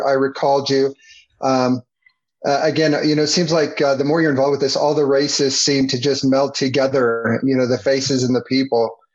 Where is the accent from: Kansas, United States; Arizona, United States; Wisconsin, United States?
Arizona, United States; Prescott; also born or lived in Phoenix, Arizona / Southern California; I grew up in Prescott, and so I was born in Phoenix. We moved up to Prescott when I was very young